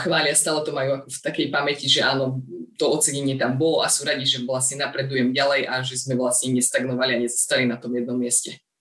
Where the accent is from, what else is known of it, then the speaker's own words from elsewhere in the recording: Brezno, Banská Bystrica Region, Slovakia; also born or lived in Žiar nad Hronom; tie letné mesiace trávim o, u nás doma v Brezne